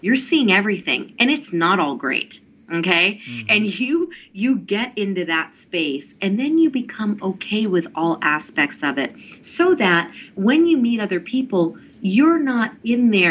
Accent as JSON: {"language": "English", "town": "Mount Vernon", "region": "Virginia", "country": "United States", "tie": "born or raised there", "said": "I grew up in Mount Vernon meditating"}